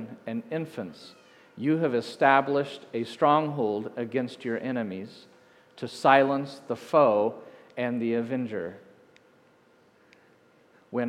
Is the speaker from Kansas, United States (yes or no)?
yes; Hays, Kansas, United States; moved away; I grew up in Hays